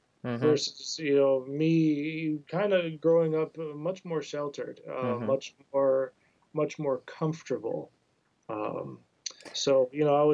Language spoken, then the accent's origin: English; Oak Park, Illinois, United States; also born or lived in Columbus, Ohio; now in Michigan, United States; I grew up mainly in Oak Park, Illinois, right on the west side of Chicago